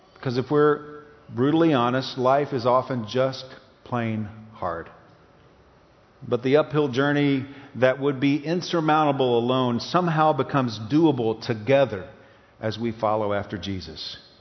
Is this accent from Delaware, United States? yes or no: no; East Tennessee, United States; growing up in East Tennessee